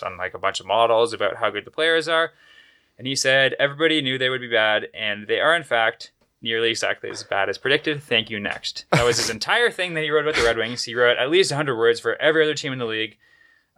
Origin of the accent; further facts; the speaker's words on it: Toronto, Ontario, Canada; I grew up in Toronto